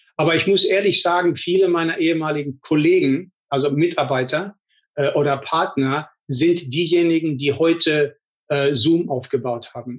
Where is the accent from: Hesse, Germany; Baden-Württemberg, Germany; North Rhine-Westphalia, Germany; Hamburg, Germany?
North Rhine-Westphalia, Germany; moved away as an adult; also born or lived in Paderborn / Munich; now in Silicon Valley, United States; Also ich bin aufgewachsen in Deutschland, in Nordrhein-Westfalen äh, in einem wirklich kleinen Heimatdorf